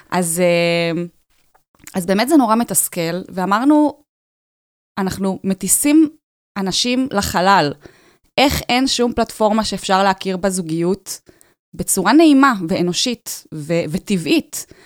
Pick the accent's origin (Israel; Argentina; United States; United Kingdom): Israel; Tel Aviv, Tel Aviv District; כן, אני מתל אביב.